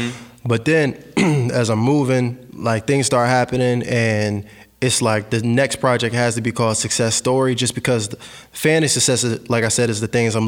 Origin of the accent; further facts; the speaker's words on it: Fredericksburg, Virginia, United States; now in Richmond, United States; Well, I'm actually from Fredericksburg, Virginia, but I moved to Richmond a few years back.